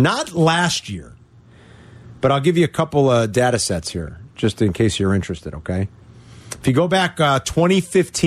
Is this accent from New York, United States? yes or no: no; Berwyn, Illinois, United States; also born or lived in Naperville, Illinois; Here, Berwyn, Naperville. We went to college here, never left, never lived anywhere but here